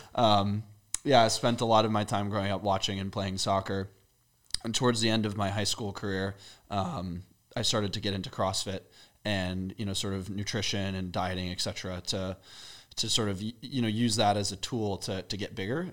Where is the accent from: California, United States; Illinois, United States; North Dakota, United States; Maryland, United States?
Maryland, United States; moved away as an adult; also born or lived in England; now in Austin, United States; I grew up, uh, in the Maryland area. Before that, I was born in England